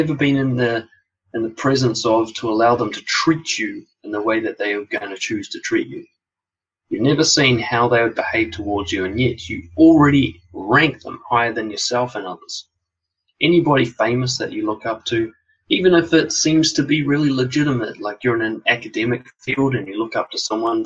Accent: Auckland, New Zealand; born and raised in West Auckland, well, raised there anyway

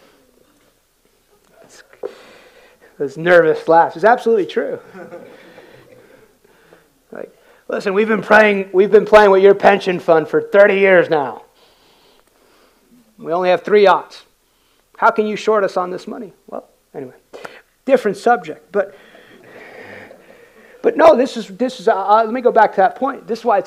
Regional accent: United States; I came in culturally as an American. Work hard. My dad came to this country in 1969, escaped communist Cuba.

